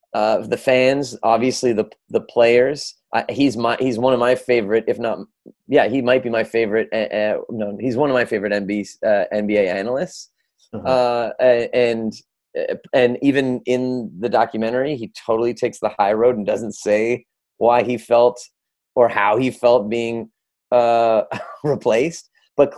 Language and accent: English; Canada; for myself as a Canadian